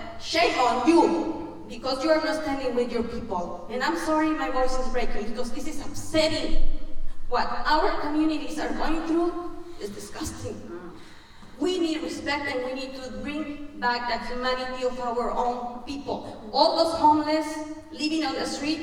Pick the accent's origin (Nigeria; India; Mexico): Mexico; English is a second language; now in United States; I'm an immigrant, as you can tell, my accent tells, you know, where I'm from. I'm from Mexico.